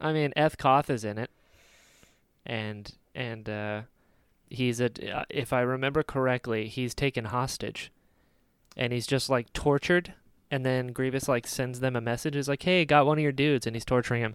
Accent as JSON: {"language": "English", "region": "North Carolina", "country": "United States", "said": "I'm from North Carolina."}